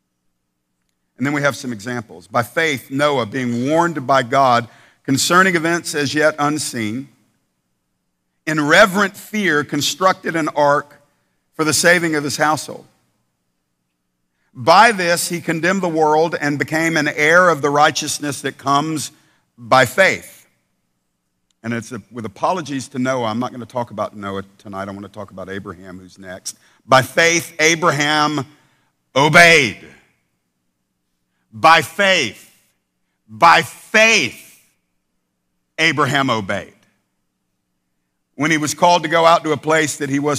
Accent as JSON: {"language": "English", "country": "United States", "said": "we're American Christians in the 21st century"}